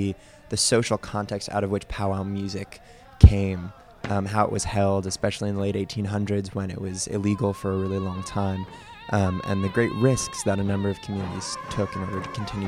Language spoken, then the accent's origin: English; Boston, Massachusetts, United States; I'm a sophomore. I come from Boston, Massachusetts. My mom is from Australia. My dad's from New York.